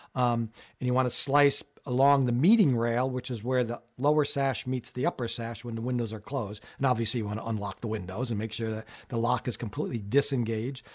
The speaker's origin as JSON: {"language": "English", "region": "Connecticut", "country": "United States", "tie": "born or raised there", "said": "I grew up in Connecticut"}